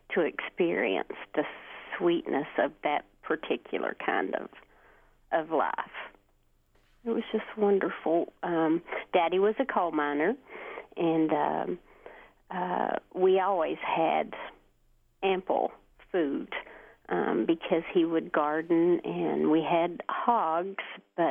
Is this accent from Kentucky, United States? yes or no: yes; Hemphill, Kentucky, United States; also born or lived in Neon, Kentucky; now in Martin, United States; I currently live in Martin, but I grew up, thankfully, in Hemphill, and lived there my entire life